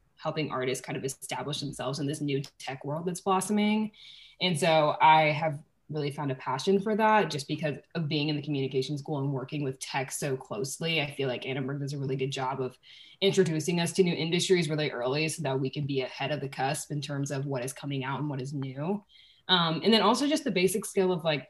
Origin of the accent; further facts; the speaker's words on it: Charleston, South Carolina, United States; moved away as an adult; I'm from Charleston, South Carolina